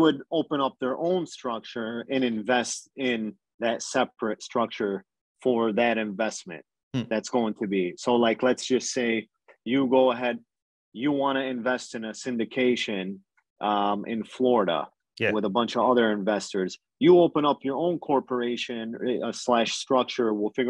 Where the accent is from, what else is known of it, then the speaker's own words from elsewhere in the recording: Canada; You're kind of limited as a Canadian due to both sides of the borders, laws